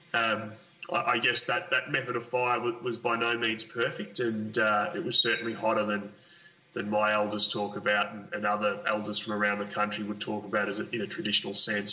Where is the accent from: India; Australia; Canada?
Australia; Cape Otway, Victoria; also born or lived in Carlton, Victoria; my first memories are really of, of growing up on Cape Otway